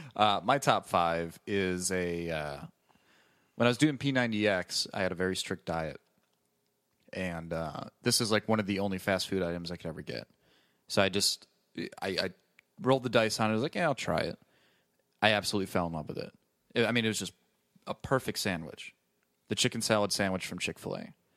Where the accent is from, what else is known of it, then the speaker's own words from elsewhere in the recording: Wisconsin, United States; I'm from Wisconsin